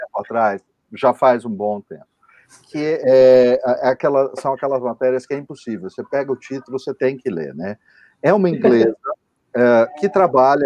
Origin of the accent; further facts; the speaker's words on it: interior of São Paulo, Brazil; now in São Paulo, Brazil; Eu não sou paulistano, eu sou do interior